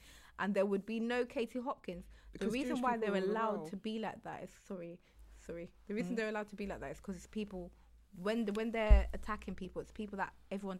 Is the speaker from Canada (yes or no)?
no; United Kingdom; black British people